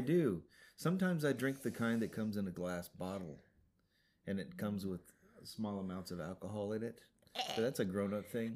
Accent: Montana, United States; moved away; When I was a kid, growing up in Montana, we ate snow all the time

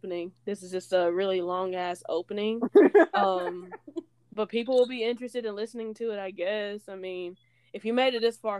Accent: Trenton, Tennessee, United States; I'm 24 years old. I'll be 25 in December on Christmas Eve. I am from Trenton, Tennessee.

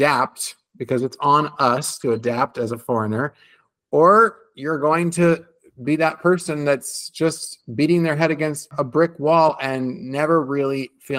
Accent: United States; now in Italy; as an American living in Italy

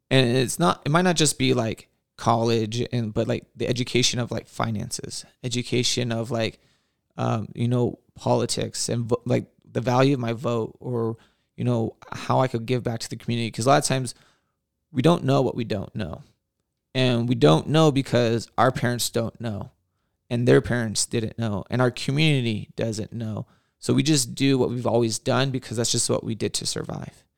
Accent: Whittier, California, United States; born and raised in Whittier

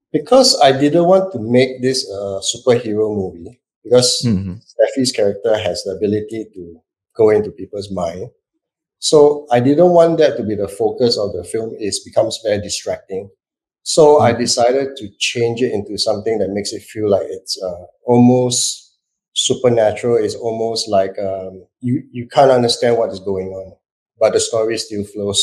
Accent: Singapore; I'm Singaporean

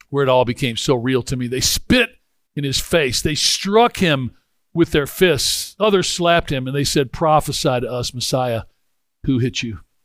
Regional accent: Memphis, Tennessee, United States; I grew up in Memphis

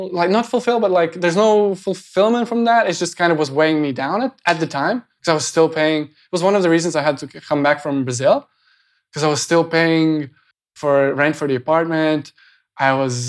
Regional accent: Latvia; moved away; I just went back to Latvia

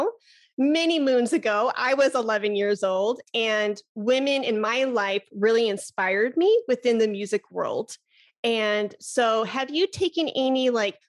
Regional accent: Chicago, Illinois, United States; now in Texas, United States; I'm originally from Chicago.

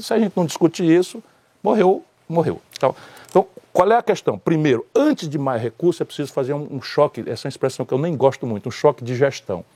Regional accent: Northeast Region, Brazil; no Nordeste, de onde eu venho

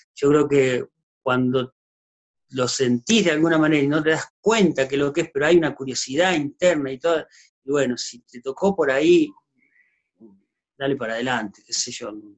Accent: Diego de Alvear, Santa Fe, Argentina; moved away as an adult; also born or lived in Catamarca; now in Córdoba, Argentina; yo vivía en Diego de Alvear, provincia de Santa Fe

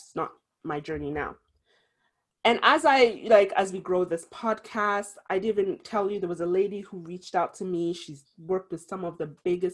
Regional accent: Ghana; being Ghanaian, it is a Fanti woman, to be specific. That's the tribe I'm from in Ghana.

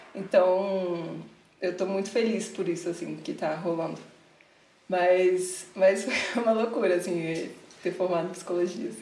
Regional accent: Vitória, Espírito Santo, Brazil; moved away as an adult; now in São Paulo, Brazil; eu sou de Vitória, Espírito Santo

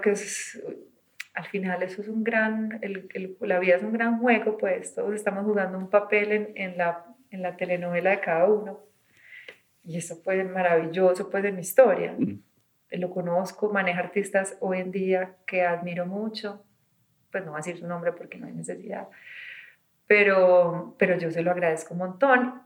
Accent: Medellín, Antioquia, Colombia; Yo nací en los ochentas en Medellín

